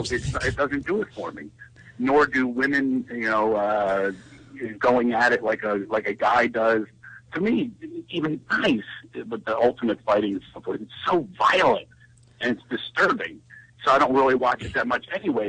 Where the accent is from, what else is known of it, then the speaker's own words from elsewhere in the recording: Philadelphia, Pennsylvania, United States; accent: Philadelphia; my horrible Philadelphia accent